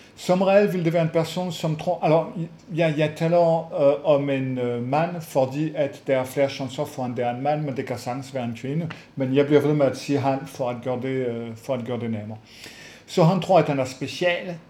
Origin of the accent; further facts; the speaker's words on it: France; moved away; jeg er franskfødt